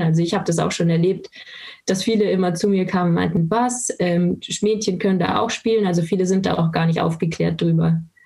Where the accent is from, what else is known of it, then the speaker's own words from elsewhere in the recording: Landshut, Bavaria, Germany; Ich komme aus Landshut und habe auch dort mit dem Eishockey angefangen